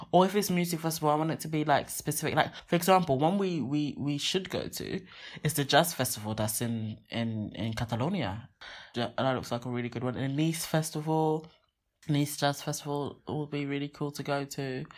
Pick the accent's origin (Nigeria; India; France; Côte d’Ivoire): Nigeria; I'm Nigerian